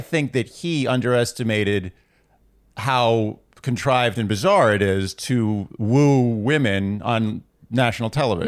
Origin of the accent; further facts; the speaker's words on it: New York, United States; born and raised here